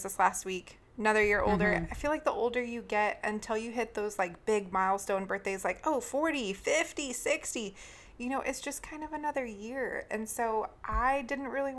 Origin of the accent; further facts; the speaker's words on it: California, United States; now in Texas, United States; both you and I grew up in California.